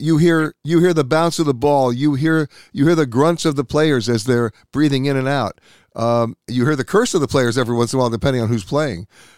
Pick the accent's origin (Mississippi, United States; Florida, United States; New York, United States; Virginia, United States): New York, United States; New York City; Being a born and bred Manhattan guy